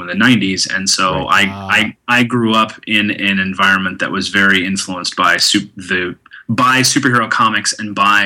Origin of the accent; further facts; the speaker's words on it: Tulsa, Oklahoma, United States; moved away; I grew up in Tulsa, Oklahoma, which is a small city in the middle